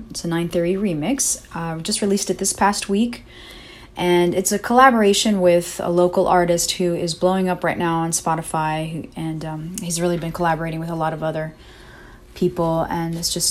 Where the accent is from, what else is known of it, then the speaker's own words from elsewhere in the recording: Orlando, Florida, United States; moved away as an adult; now in San Diego, United States; I'm originally from Orlando, Florida. Moved to San Diego in 2014